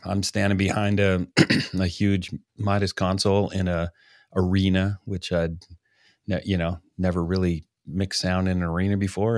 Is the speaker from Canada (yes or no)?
yes; Canada; being a Canadian